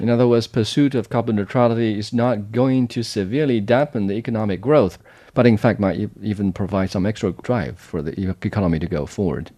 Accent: Jiangxi, China; in Jiangxi province, my hometown

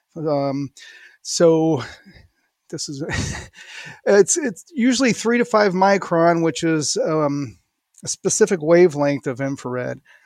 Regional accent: St. Louis, Missouri, United States; I grew up in Saint Louis, went to college there

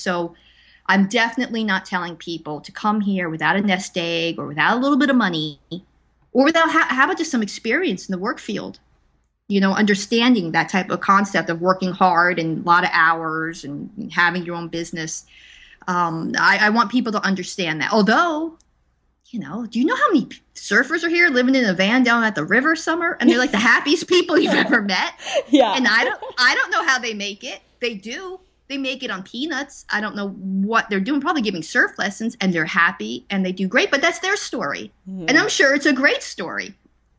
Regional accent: East Coast, United States; well, I'm from the East Coast, so we don't deal with that.

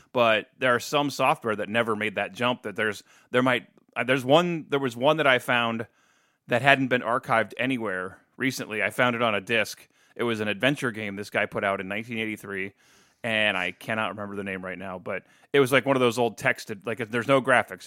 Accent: New Philadelphia, Ohio, United States; moved away as an adult; now in Toledo, United States; New Philadelphia, Ohio

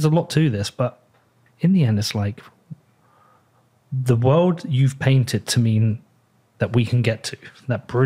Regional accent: United Kingdom; I'm British

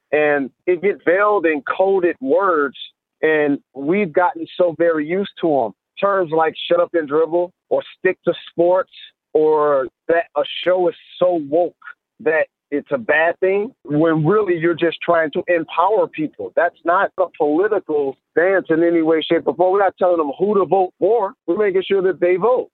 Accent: Detroit, Michigan, United States; It's specific to Detroit. That's my hometown

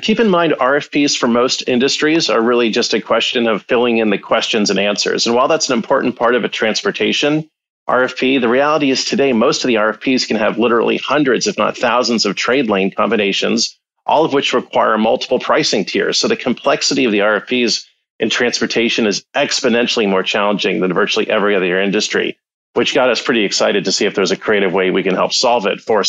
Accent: Los Angeles, California, United States; By way of background, I actually grew up in Los Angeles. My father was an officer in the Air Force. We were stationed at LA Air Force Base.

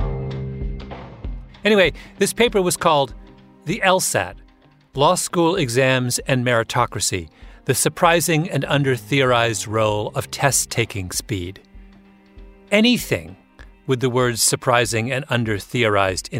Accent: Canada; I'm a Canadian.

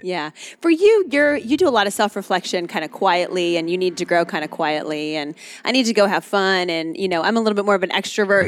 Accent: Albuquerque, New Mexico, United States; moved away as an adult; also born or lived in Lubbock, Texas / Dallas, Texas; now in Austin, United States; So I grew up in Albuquerque, New Mexico. Born and raised in Albuquerque in the mountains.

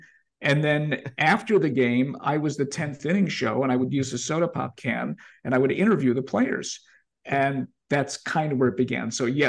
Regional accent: Chicago, Illinois, United States; When I was in kindergarten, growing up in Albany Park, the kindergarten teacher sent the grades and told my father and mother that I was a busybody.

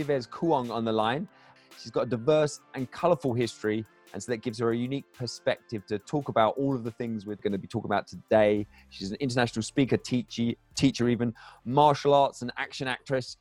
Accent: Crawley, South East England, United Kingdom; I grew up in England, Crawley near Gatwick Airport, very multicultural environment

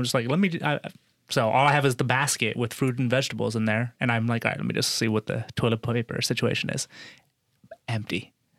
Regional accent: Noblesville, Indiana, United States; moved away; I grew up in Indiana, 11 years in Indiana. Where? So, Noblesville, just north of Indianapolis.

